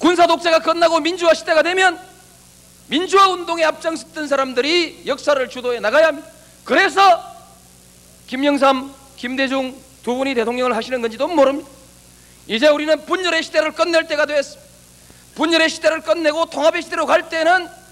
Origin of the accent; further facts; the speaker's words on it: Yeongnam, South Korea; 내 고향 영남을 버린 일도 없습니다